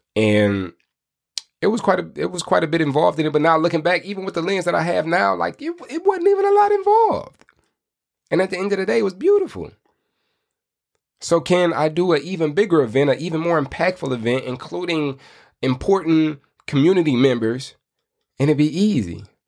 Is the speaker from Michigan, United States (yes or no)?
yes; Michigan, United States; I'm from Michigan